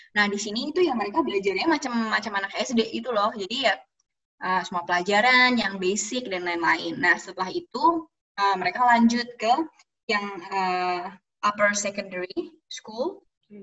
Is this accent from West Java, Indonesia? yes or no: no; Central Java, Indonesia; moved away as an adult; now in Sweden; aku orang Jawa